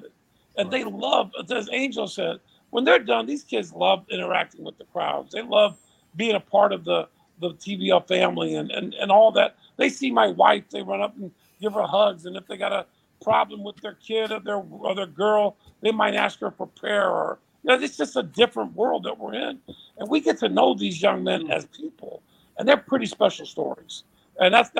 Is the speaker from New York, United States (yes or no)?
no; South Bend, Indiana, United States; I'm from South Bend up by Chicago. I grew up watching WGN